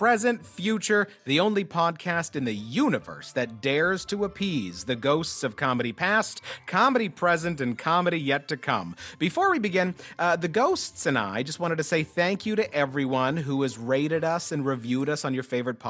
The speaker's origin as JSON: {"language": "English", "town": "Winnipeg", "region": "Manitoba", "country": "Canada", "said": "we're both from Winnipeg"}